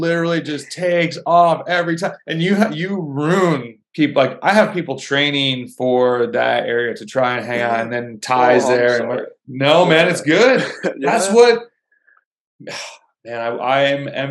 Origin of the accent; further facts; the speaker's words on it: Rochester, New York, United States; moved away; I'm from Rochester originally.